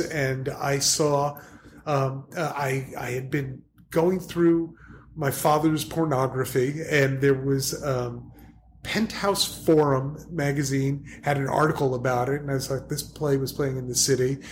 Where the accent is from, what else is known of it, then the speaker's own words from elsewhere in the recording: New Jersey, United States; I'm a guy from New Jersey